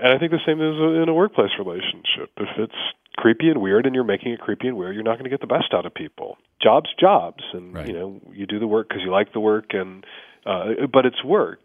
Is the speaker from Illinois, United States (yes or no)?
yes; Chicago, Illinois, United States; now in Seattle, United States; as a kid growing up in Chicago